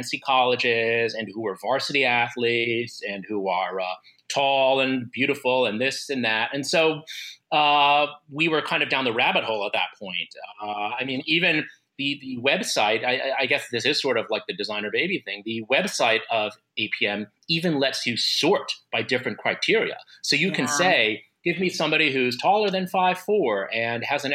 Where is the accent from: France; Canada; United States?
United States; I'm Asian American, Filipino American specifically